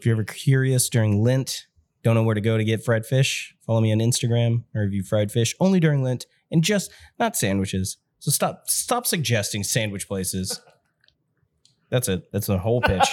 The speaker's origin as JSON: {"language": "English", "town": "New Albany", "region": "Indiana", "country": "United States", "tie": "born or raised there", "also_born_or_lived": "Jeffersonville, Indiana", "said": "I grew up in New Albany"}